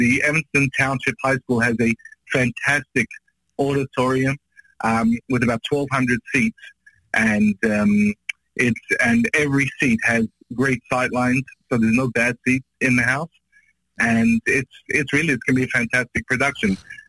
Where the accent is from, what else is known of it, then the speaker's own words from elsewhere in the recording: Australia; also born or lived in Israel; now in Chicago, United States; I'm from Australia. I just moved from Israel.